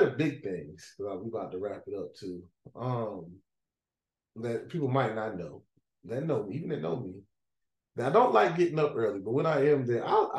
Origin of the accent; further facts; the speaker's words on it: Greensboro, North Carolina, United States; I grew up in Greensboro